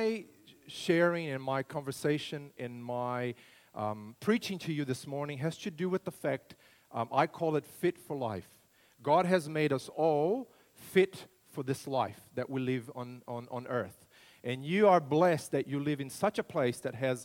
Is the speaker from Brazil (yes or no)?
yes; Brazil; moved away as an adult; also born or lived in United States / Launceston, Australia; now in Australia; I grew up in Brazil, in central Brasil, right in the heart of the country, near Brasilia, the capital city, in a farming community